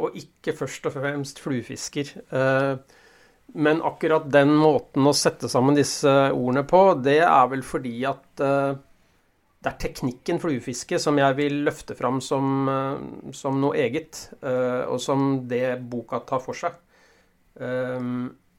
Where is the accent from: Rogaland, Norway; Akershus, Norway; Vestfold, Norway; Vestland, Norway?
Akershus, Norway; Ski; moved away; jeg kom jo fra Oslo-området, fra Ski nærmere bestemt